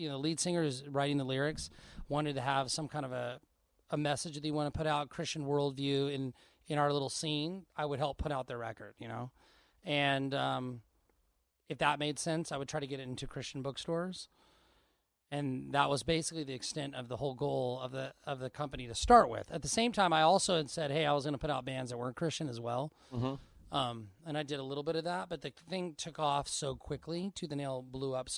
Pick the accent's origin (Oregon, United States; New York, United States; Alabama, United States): Oregon, United States; Portland; I grew up in Portland, Oregon